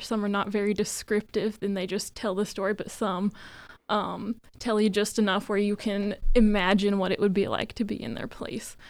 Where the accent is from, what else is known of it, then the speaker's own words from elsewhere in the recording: Indiana, United States; I'm from Indiana.